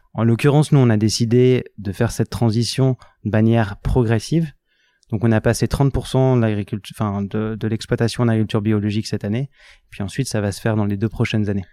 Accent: Lille, Hauts-de-France, France; moved away as an adult; also born or lived in Grenoble / Paris / Hong Kong / Singapore; je suis originaire de Lille à la base

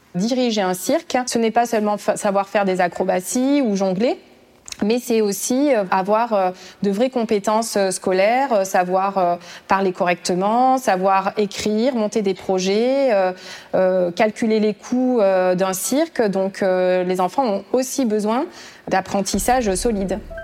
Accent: Aubrac, Occitania, France; moved away as an adult; je suis originaire de l'Aubrac

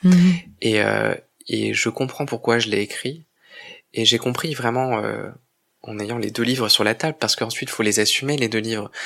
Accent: Provence-Alpes-Côte d'Azur, France; je viens de Provence, et c'est une terre de, une terre de contraste parce que c'est une terre de beauté, mais c'est une terre qui, lorsqu'on grandit, comme moi, euh, aujourd'hui j'ai 37 ans, mais j'ai grandi là-bas depuis mon plus jeune âge

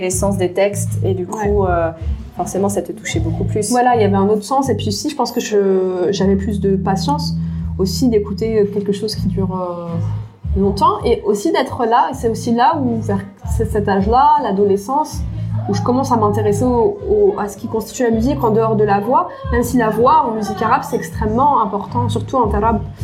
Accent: Paris, Île-de-France, France; je suis née en France de parents tunisiens, qui sont, où j'ai grandi dans un environnement euh, multiculturel d'une part, de mhm. par euh, le quartier où j'ai grandi à Paris

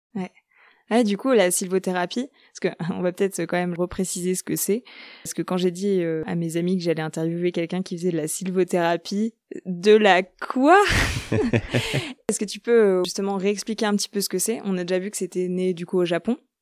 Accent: Normandy, France; je viens de Normandie

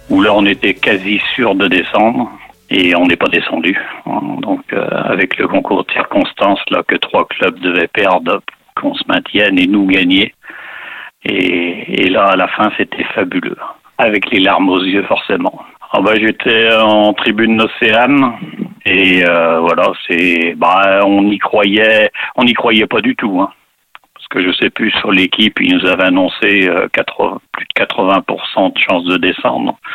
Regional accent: southern Vendée, Pays de la Loire, France; j'avais 18 ans, hein. donc j'étais toujours dans mon sud-Vendée.

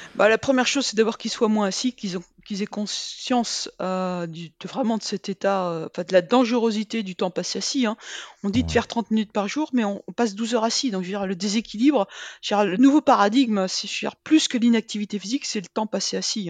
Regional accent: Rennes, Brittany, France; now in Clermont-Ferrand, France; je suis bretonne

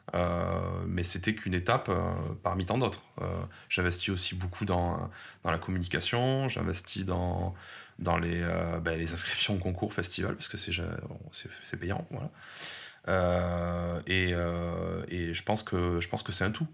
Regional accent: Montpellier, Occitania, France; ma ville natale, hein, qui est Montpellier, parce que je suis né ici et je, je, j'adore cette ville

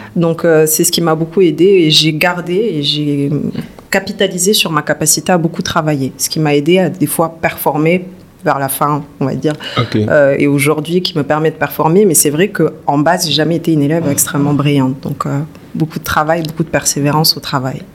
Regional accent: Toulouse, Occitania, France; moved away as an adult; also born or lived in Bordeaux; now in Dakar, Senegal; je suis née en France, fin des années 80, dans le sud de la France, à Toulouse. Une famille euh, assez modeste, j'ai eu une enfance assez calme. Donc jusqu'à 18 ans, j'ai vécu à Toulouse

